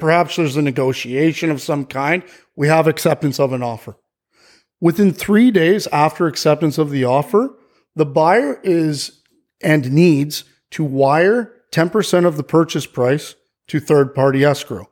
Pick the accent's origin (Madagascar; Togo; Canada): Canada; Barrie, Ontario; moved away as an adult; also born or lived in Nueva Vallarta, Mexico; now in Puerto Vallarta, Mexico; So I'm from Barrie, Ontario, Canada, and, uh, that's, you know, just a little bit north where there's a whole bunch of snow, you know? And, uh, I got here around five years ago